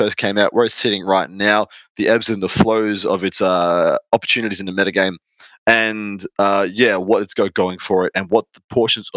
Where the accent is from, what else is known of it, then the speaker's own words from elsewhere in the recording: Melbourne, Victoria, Australia; proper awesome lad from Victoria, Melbourne, my hometown